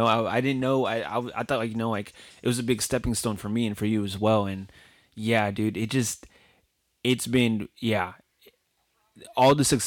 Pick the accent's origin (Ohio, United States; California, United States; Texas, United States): Texas, United States; El Paso; moved away as an adult; also born or lived in Japan; now in Florida, United States; I hail from El Paso, Texas. I know it's not much, but hey, it's home. And shout out to 915. I lived there for most of my life until I joined Navy in about 2012